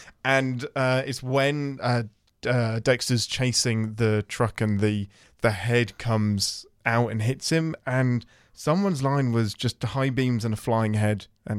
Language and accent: English; England, United Kingdom; now in Nashville, United States; I'm an Englishman in Nashville.